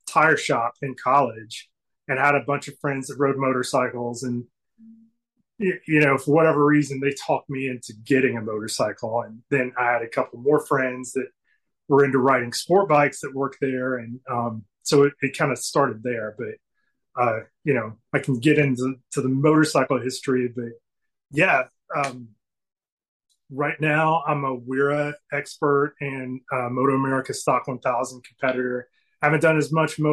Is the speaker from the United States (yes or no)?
yes; Chattanooga, Tennessee, United States; I'm from Chattanooga originally